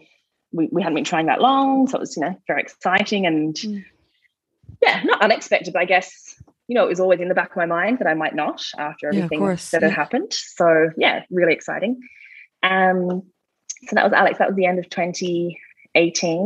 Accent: Australia; moved away as an adult; now in Newbridge, Ireland; I'm Australian

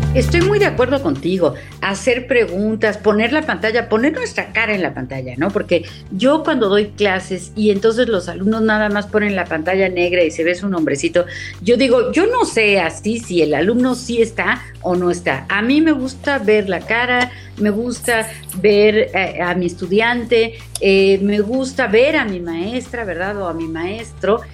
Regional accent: Mexico; como mexicanos

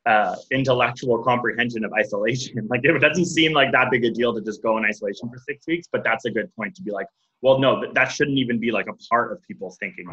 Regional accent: Canada; Yeah, we're Canadian, so we have universal healthcare.

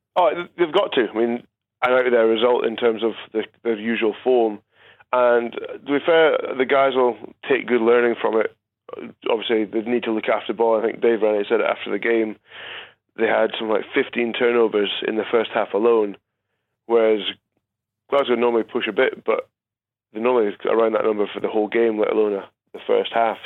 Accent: Scotland, United Kingdom; as a Scotsman

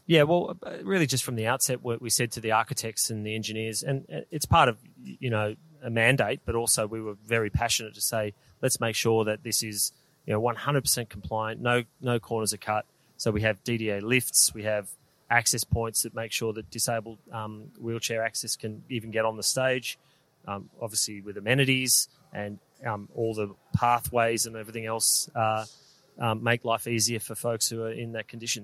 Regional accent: Melbourne, Victoria, Australia; we're from Melbourne, so we. Yeah, proud Melburnians

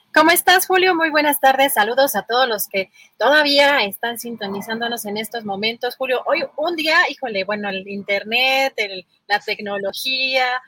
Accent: Mexico; nosotros como ciudadanos o, como mexicanos

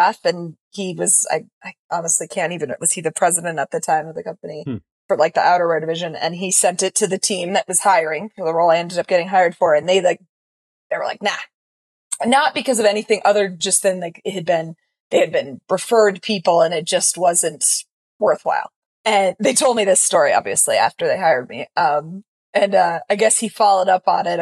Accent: Hinesburg, Vermont, United States; also born or lived in Boston; I grew up literally here in Hinesburg, Vermont

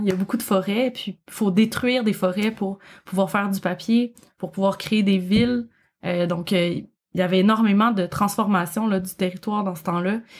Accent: Quebec, Canada; accent: Québécois; j'imagine que vous reconnaissez mon accent. je ne, viens du Québec. Je, je, vis au Québec

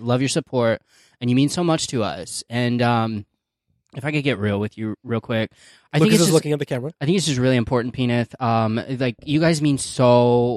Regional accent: Arkansas, United States; It's my hometown area code

